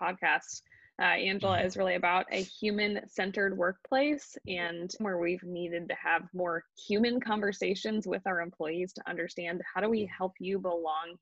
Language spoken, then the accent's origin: English; Illinois, United States; I'm from the Illinois area, and so excited to kind of be in this back in the Midwest and be around some family and friends